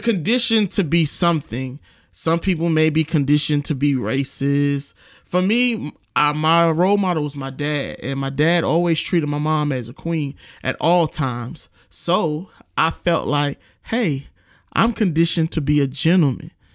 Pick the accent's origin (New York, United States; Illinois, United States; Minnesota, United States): New York, United States; New York City; moved away; I'm from New York, New York City. Shout out to my hometown.